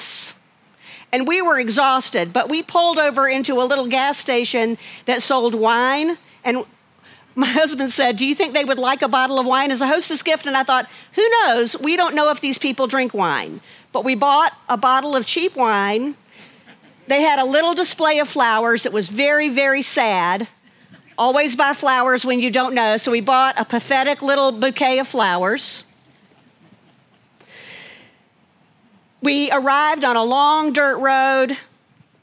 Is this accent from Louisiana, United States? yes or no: no; Chapel Hill, North Carolina, United States; also born or lived in Charlotte, North Carolina; I grew up in Chapel Hill, North Carolina, but I bring greetings from Charlotte